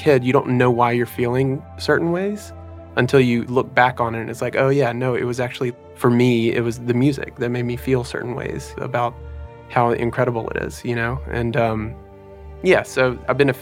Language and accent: English; Jackson, Mississippi, United States; I'm from Jackson, Mississippi, raised in a musical family